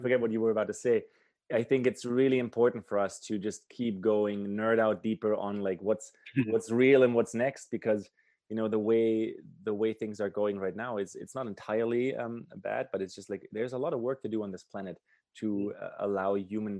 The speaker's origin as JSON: {"language": "English", "country": "Germany", "tie": "born or raised there", "moved": "yes", "lives_now": "Canada", "said": "I grew up in Germany and I live in Canada"}